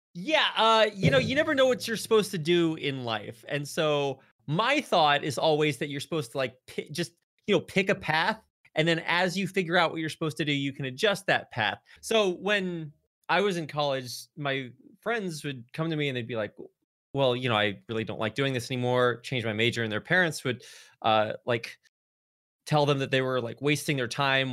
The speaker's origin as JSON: {"language": "English", "region": "North Texas", "country": "United States", "tie": "born or raised there", "moved": "as an adult", "lives_now": "Seoul, South Korea", "said": "I grew up on a farm way out in the country in North Texas, not too far away from Oklahoma"}